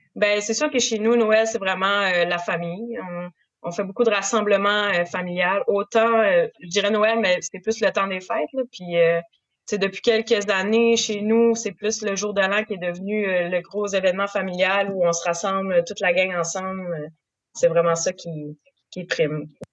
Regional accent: Saint-Siméon, Quebec, Canada; je suis née en Gaspésie, fait que j'ai toujours porté de la Gaspésie euh, en dedans de moi

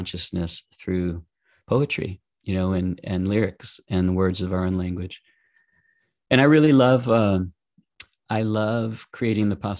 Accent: New Orleans, Louisiana, United States; I'm from New Orleans

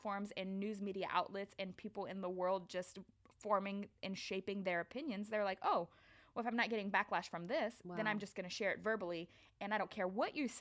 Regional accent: Louisiana, United States; I'm from Louisiana

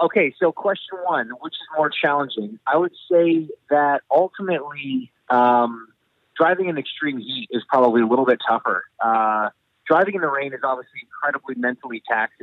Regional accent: Canada; I'm Canadian

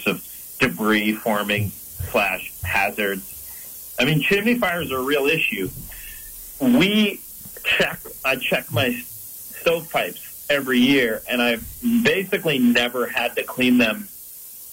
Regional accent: Brighton, New York, United States; now in Vermont, United States; I grew up in the Empire State. I'm from Rochester, New York, originally, outside of Rochester, Brighton.

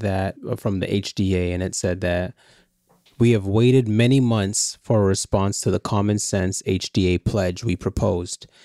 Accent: Canada; as a Canadian

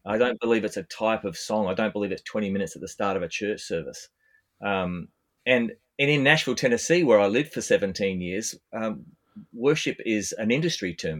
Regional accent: Australia; I'm I'm an Australian bass player

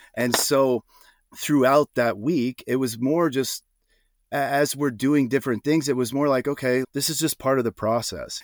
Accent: Iowa, United States; moved away as an adult; also born or lived in Austin, Texas; I grew up in Iowa

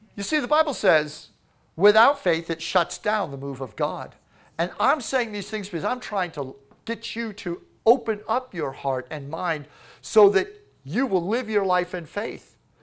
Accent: Florida, United States; Florida. Yes, we are from Florida.

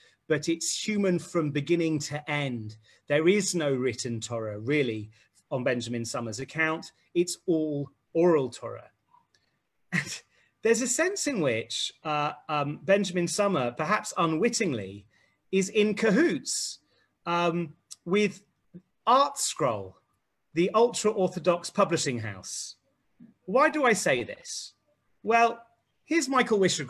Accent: England, United Kingdom; as an Englishman

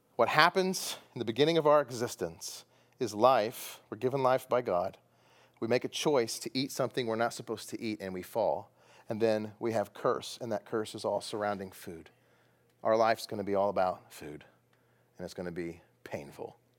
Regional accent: Texas, United States; Where I come from, that's food. I'm from Texas.

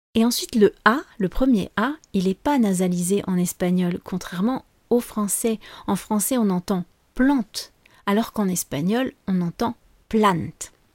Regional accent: France; also born or lived in Spain; je suis française

